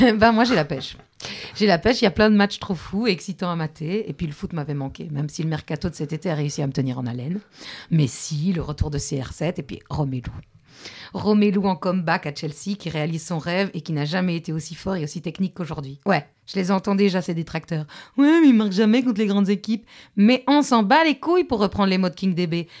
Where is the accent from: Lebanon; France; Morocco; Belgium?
Belgium; on est belge, non On kiffe le chocolat